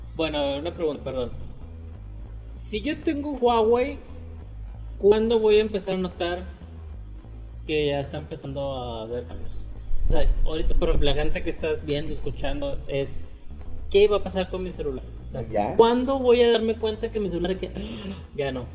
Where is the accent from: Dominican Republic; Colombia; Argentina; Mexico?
Mexico